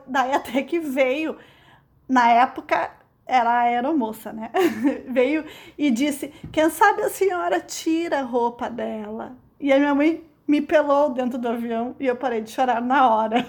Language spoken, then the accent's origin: Portuguese; Brazil; a gente é brasileira